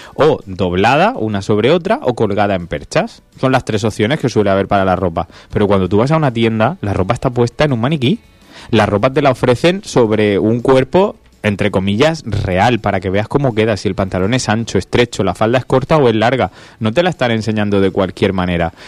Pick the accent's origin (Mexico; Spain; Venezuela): Spain; Region of Murcia; somos murcianos